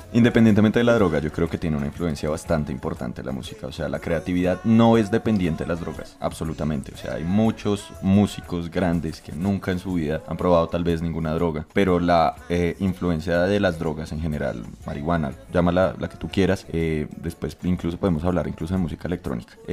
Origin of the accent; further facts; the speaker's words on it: Colombia; nosotros que somos colombianos